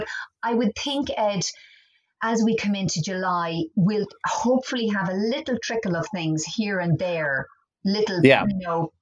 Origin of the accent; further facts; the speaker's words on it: Dublin, Leinster, Ireland; also born or lived in Cork (parents); I was born in Dublin. I have Cork parents. Very Cork parents.